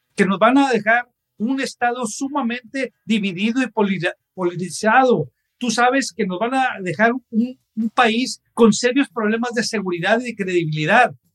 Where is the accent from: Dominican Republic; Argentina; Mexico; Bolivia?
Mexico; todos como mexicanos